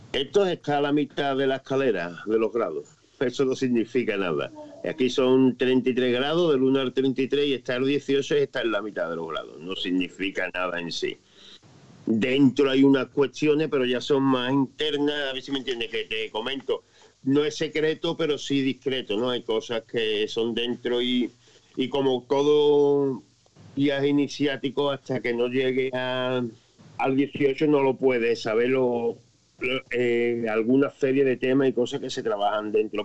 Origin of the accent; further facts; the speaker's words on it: Spain; soy español